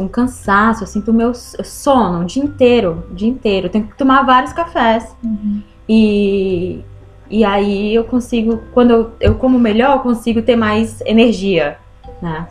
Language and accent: Portuguese; Ceará, Brazil; Eu sou, eu sou do Nordeste do, do, do Brasil, Ceará